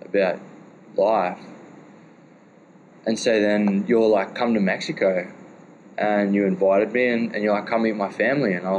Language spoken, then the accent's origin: English; Australia; I'm from Australia.